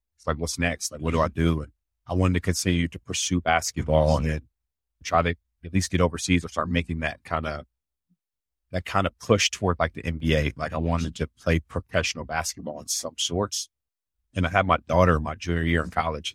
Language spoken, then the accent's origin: English; Columbus, Ohio, United States; moved away as an adult; also born or lived in Tennessee / Chicago; born and raised in Columbus, Ohio